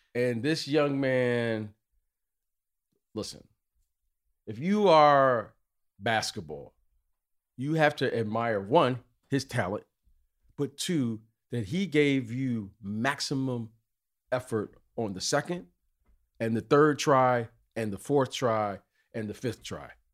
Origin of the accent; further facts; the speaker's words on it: Detroit, Michigan, United States; as a young kid growing up in Detroit